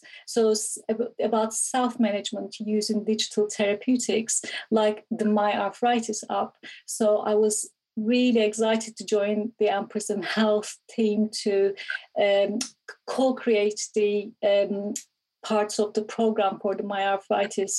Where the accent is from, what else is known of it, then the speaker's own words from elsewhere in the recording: Istanbul, Turkey; moved away; Originally, I'm from Istanbul, Turkey.